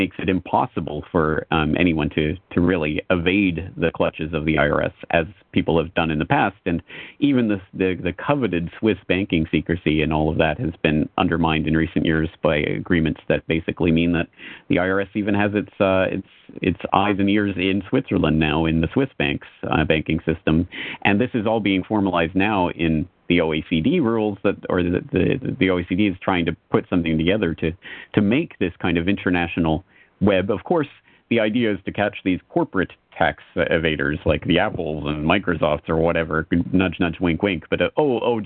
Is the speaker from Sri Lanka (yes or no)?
no; Canada; now in Japan; I am Canadian.